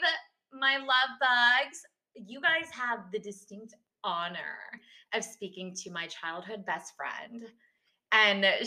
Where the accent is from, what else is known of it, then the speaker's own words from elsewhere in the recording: Texas, United States; now in Washington, D.C., United States; we're from Texas. We're Texas gals.